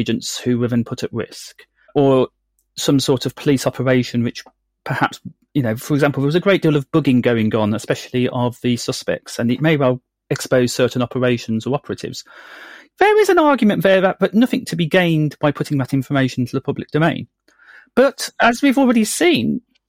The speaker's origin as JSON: {"language": "English", "town": "Birmingham", "region": "West Midlands", "country": "United Kingdom", "tie": "born or raised there", "said": "I'm from Birmingham. I was brought up with the wonderful West Midlands Serious Crime Squad all around."}